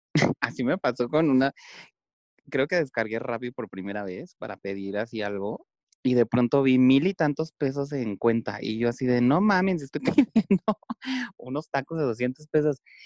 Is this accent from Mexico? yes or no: yes; Mexico; soy, soy mexicano